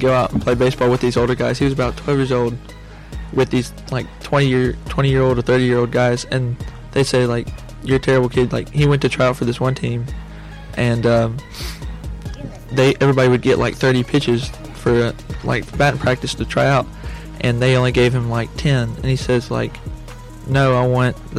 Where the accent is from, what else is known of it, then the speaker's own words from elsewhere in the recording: United States; I'm American